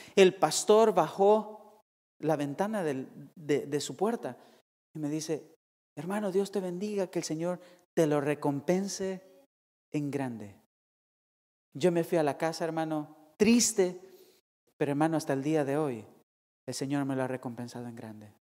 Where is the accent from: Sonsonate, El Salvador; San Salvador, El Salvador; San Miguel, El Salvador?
San Salvador, El Salvador; Soyapango; now in California, United States; la ciudad de Soyapango, de donde yo soy